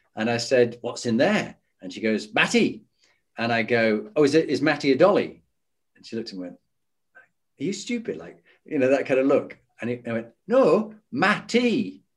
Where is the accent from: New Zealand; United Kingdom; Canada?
United Kingdom; Halifax, Yorkshire and the Humber; moved away as an adult; as a Yorkshireman. So I grew up in Halifax